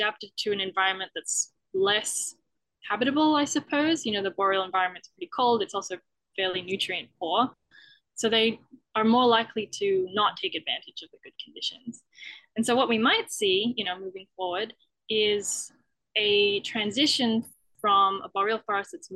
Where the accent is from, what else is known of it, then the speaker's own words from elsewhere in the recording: Australia; moved away as an adult; now in Canada; I'm from Australia